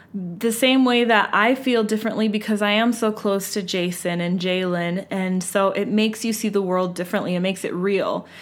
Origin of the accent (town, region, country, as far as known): United States